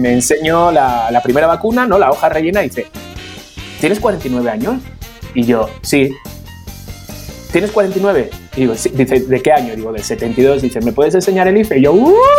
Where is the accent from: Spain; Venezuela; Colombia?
Spain; now in Mexico; vengo de España